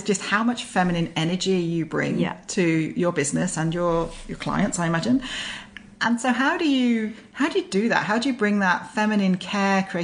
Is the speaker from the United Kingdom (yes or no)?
yes; United Kingdom; also born or lived in North Wales (family); now in Brisbane, Australia; we were from the same place in the UK